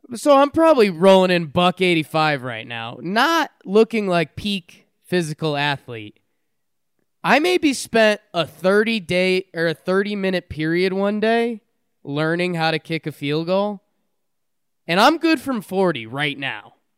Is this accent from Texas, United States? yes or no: no; Connecticut, United States; growing up in Connecticut